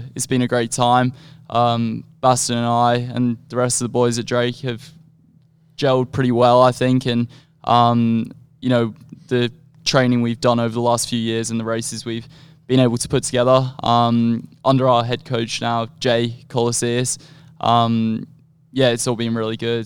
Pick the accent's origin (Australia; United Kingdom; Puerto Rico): Australia; moved away as an adult; now in United States; I grew up in Australia